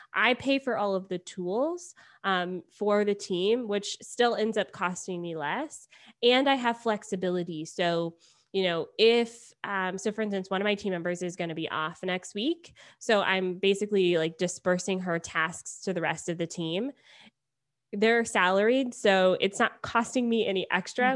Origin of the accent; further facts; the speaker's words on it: Beaufort, Georgia, United States; moved away as an adult; also born or lived in Atlanta, Georgia; now in Toronto, Canada; I grew up in Beaufort, and I went to Georgia State, so when I, uh, started university, I moved downtown and just stayed there